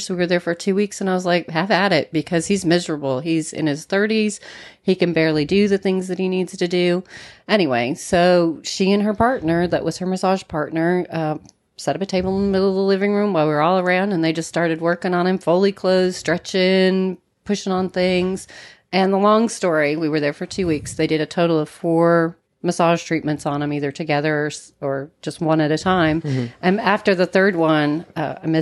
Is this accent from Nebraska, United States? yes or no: yes; Nebraska, United States; moved away; also born or lived in Kansas / Nashville, Tennessee; Born in Kansas, raised in Nebraska, came from Tennessee down here, the Nashville area